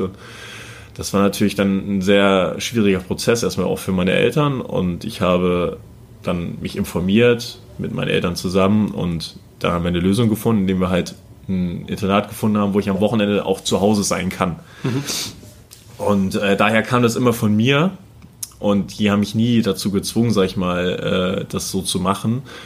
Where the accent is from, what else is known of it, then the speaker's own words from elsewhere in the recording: Buxtehude, Lower Saxony, Germany; also born or lived in Kiel; now in Erlangen, Germany; ich bin ja in Buxtehude aufgewachsen